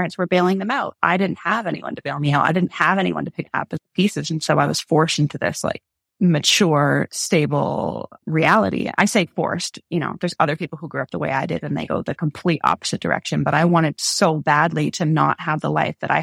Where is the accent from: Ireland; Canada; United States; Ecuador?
Canada; moved away as an adult; also born or lived in England; I was from Canada.